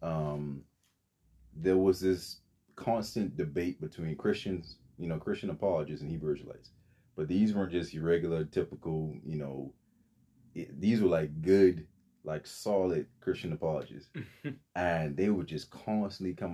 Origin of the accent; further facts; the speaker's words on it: Bahamas; moved away; So originally I'm from the Bahamas.